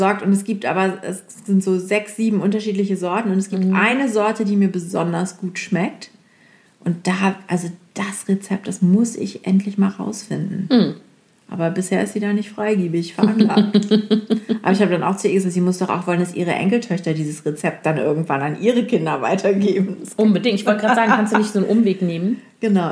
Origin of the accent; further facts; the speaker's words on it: Lower Saxony, Germany; Ich bin ja aus Friesen